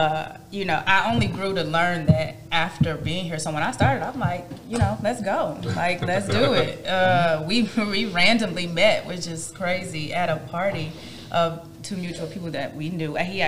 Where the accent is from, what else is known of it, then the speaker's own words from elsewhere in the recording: Midwest, United States; I'm from the Midwest. My dad grilled at any moment.